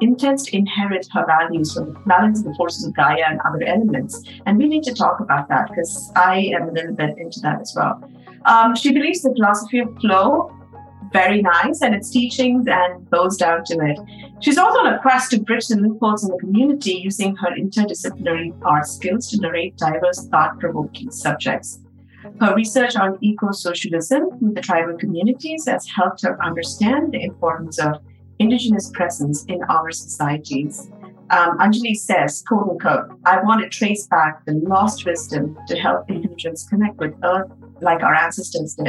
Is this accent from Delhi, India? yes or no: no; Chennai, Tamil Nadu, India; now in New York, United States; my hometown in Chennai. South India.